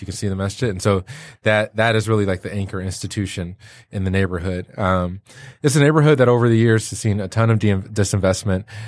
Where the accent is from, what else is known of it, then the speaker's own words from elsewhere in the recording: Detroit, Michigan, United States; moved away; also born or lived in Chicago; I'm from Detroit